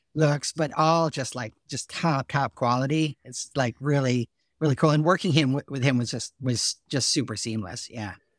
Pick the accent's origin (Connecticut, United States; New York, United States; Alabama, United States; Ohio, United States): Connecticut, United States; Salisbury; I'm from Salisbury, Connecticut